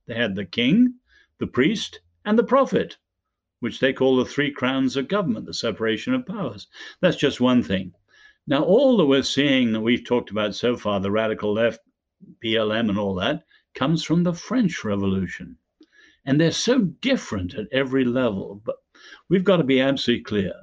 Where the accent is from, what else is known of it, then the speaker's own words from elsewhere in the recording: Ireland; we're both Irish